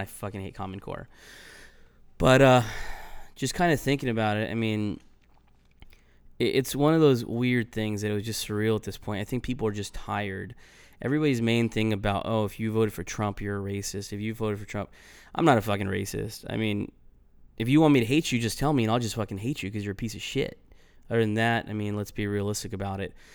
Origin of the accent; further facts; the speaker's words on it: Los Angeles County, California, United States; moved away; I grew up in California and, you know, I, I was proud to, to be from the L A County.